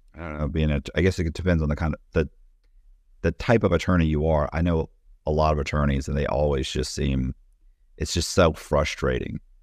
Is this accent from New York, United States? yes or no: no; Temple Terrace, Florida, United States; I was raised in Temple Terrace, but nobody knows where Temple Terrace is, so I should say Tampa